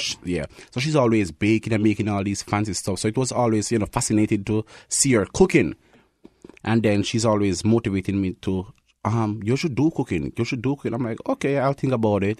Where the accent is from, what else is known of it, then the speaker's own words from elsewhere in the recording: Kingston, Jamaica; moved away as an adult; now in Winnipeg, Canada; I'm from Kingston, Jamaica. That's where I was born.